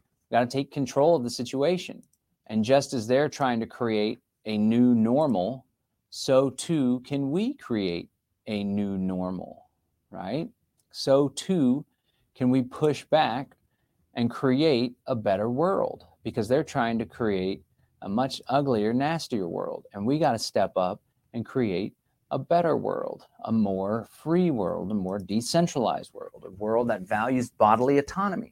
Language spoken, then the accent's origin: English; Austin, Texas, United States; my hometown of Austin. I don't live in Austin anymore